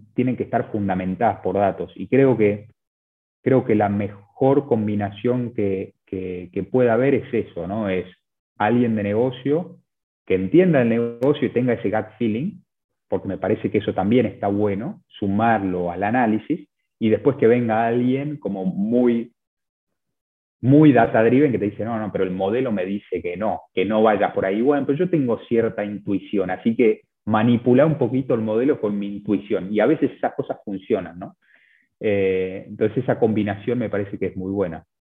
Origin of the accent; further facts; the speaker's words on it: Buenos Aires, Argentina; also born or lived in Chile; yo, soy de, Buenos Aires, de Argentina